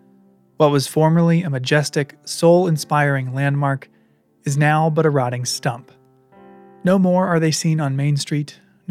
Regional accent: Midwest, United States; I grew up in the Midwest. I spent time in Appalachia as a kid.

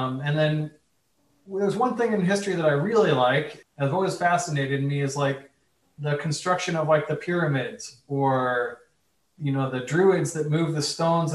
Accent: Colorado, United States; moved away as an adult; also born or lived in New York; I grew up in Colorado, so there's not many ships and boats in Colorado at all. And I moved to New York from Colorado

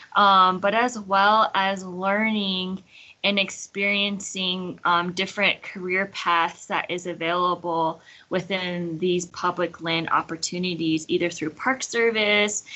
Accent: United States; I was born and raised on the Diné Nation, which is known as the Navajo Nation.

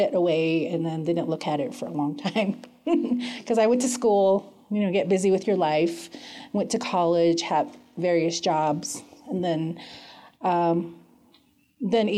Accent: Lower Greasewood, Arizona, United States; now in Flagstaff, United States; I am originally from the Navajo Reservation called Lower Greasewood

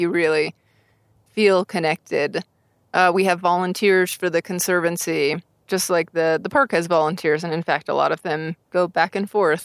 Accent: Tucson, Arizona, United States; moved away; I grew up in Tucson, Arizona

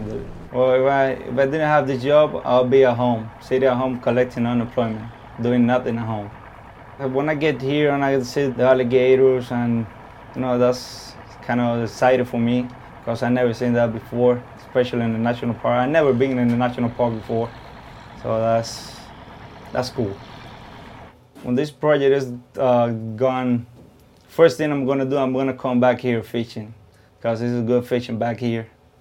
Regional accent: Cuba; now in Miami, United States; I'm from Cuba, and I live down here in Miami. I've been here for 10 years.

